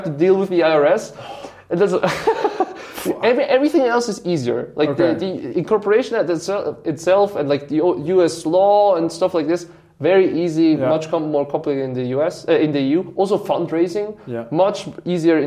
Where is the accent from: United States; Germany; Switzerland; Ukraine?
Switzerland; my hometown, which is like a small village in Switzerland